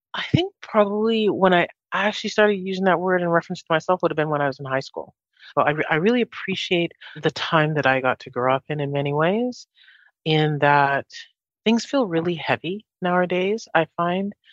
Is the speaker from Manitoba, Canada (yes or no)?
yes; Winnipeg, Manitoba, Canada; also born or lived in Jamaica; I grew up in Winnipeg. So I'm originally from Jamaica. Grew up here in Winnipeg